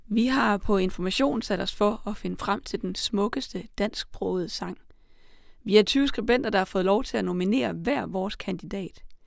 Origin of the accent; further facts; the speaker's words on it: Salling, Central Denmark Region, Denmark; Jeppe Åkær er min hjemmeegns digter